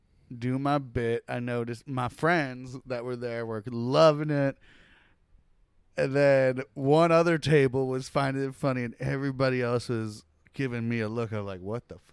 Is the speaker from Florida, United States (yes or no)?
yes; Gulf Breeze, Florida, United States; born or raised there; also born or lived in Brooklyn, New York